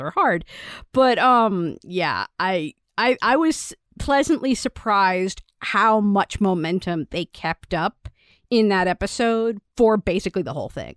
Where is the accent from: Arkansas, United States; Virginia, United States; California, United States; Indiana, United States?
Virginia, United States; growing up in Virginia